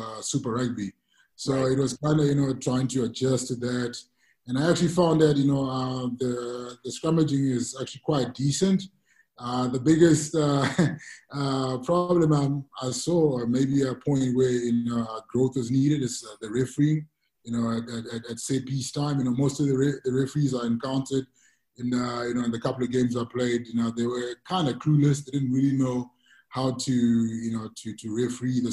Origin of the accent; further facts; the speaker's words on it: Zimbabwe; moved away; also born or lived in Durban, South Africa; I was born and raised in Zimbabwe and pretty much played schoolboy rugby there